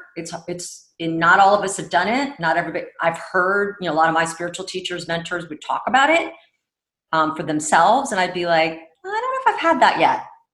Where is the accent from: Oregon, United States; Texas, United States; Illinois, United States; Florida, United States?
Texas, United States; Houston; born there; also born or lived in Egypt; I was born in Houston, Texas. Uh-huh. And from a very early age, we traveled a lot, spent time, now in reflection, like, of course, I spent time in Egypt near the pyramids